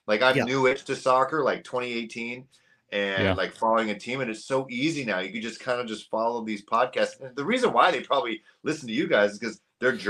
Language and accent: English; Canada